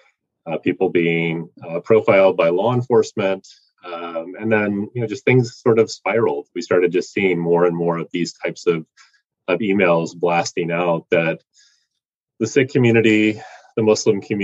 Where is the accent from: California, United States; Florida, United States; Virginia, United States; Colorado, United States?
Virginia, United States; outside of Richmond; moved away as an adult; also born or lived in Washington, D.C.; grew up outside of Richmond, the former capital of the Confederacy.